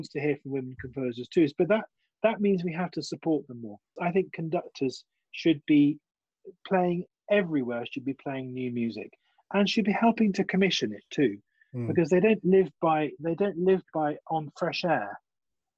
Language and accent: English; England, United Kingdom; also born or lived in Germany; being English